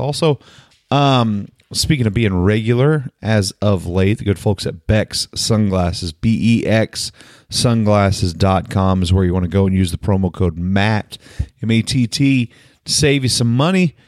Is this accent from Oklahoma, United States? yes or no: yes; Oklahoma, United States; moved away; also born or lived in San Antonio; I'm from Oklahoma. I grew up on Sonic.